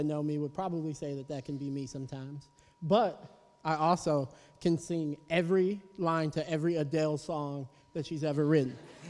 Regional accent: Chicago, Illinois, United States; I'm from Chicago

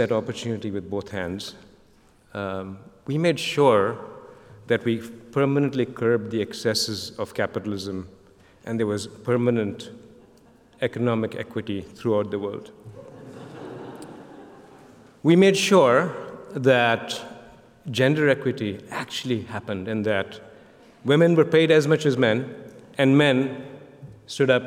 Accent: Kolkata, West Bengal, India; moved away as an adult; I came as a kid from Calcutta

